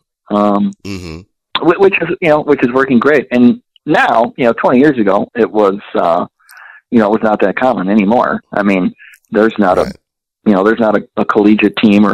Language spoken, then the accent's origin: English; Midwest, United States; being born and raised in the Midwest and being in a very rural area